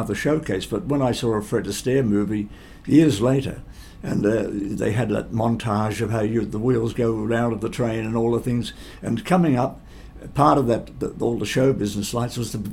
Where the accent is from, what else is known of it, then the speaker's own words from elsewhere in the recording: Geelong, Victoria, Australia; also born or lived in United States; I'm only from Geelong